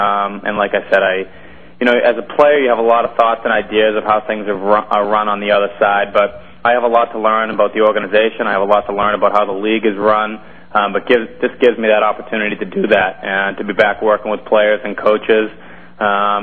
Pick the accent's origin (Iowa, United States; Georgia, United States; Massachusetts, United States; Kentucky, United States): Massachusetts, United States; I've born and raised in Massachusetts